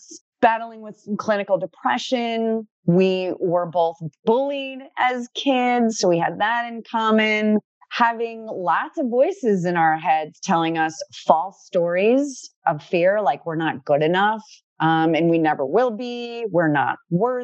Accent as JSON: {"language": "English", "region": "Connecticut", "country": "United States", "moved": "yes", "lives_now": "Dunedin, United States", "said": "We are both originally from Connecticut, but we met in Dunedin, Florida"}